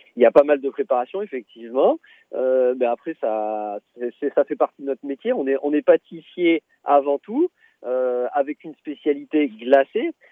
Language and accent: French; Tournon-sur-Rhône, Auvergne-Rhône-Alpes, France; from Ardèche, de là où on vient d'ailleurs, de Tournon-sur-Rhône